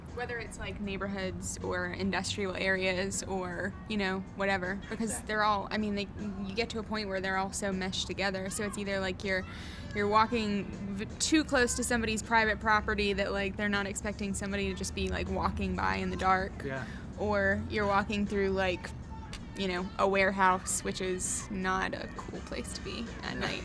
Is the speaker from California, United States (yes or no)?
no; Charlotte, North Carolina, United States; also born or lived in Asheville; I grew up in Charlotte. Uh, I was born in Charlotte, and the only time I ever left Charlotte was to go to Asheville uh, to go to school